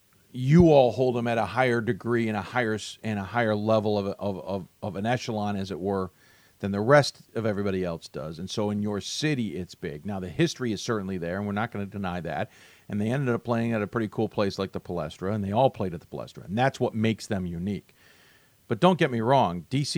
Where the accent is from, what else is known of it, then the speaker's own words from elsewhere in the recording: Philadelphia, Pennsylvania, United States; I'm spoiled as a Philadelphian, but I've seen hundreds of games over the years at the country's greatest basketball gymnasium.